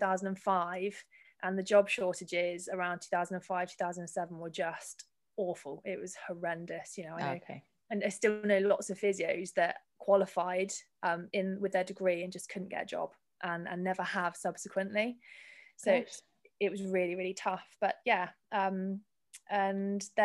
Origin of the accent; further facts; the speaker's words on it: Weymouth, South West England, United Kingdom; I'm from Weymouth, so it's down the road